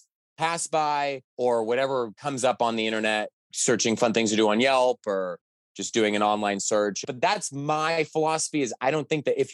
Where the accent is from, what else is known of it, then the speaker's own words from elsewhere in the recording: Los Angeles, California, United States; now in Chicago, United States; growing up in Los Angeles